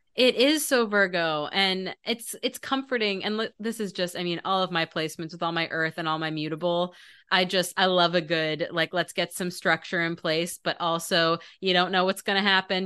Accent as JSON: {"language": "English", "region": "Maryland", "country": "United States", "tie": "born or raised there", "said": "I grew up in Maryland"}